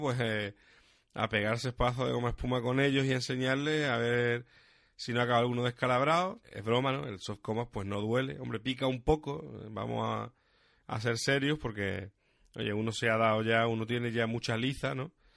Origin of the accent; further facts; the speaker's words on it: Huelva, Andalusia, Spain; Yo, por ejemplo, soy de Huelva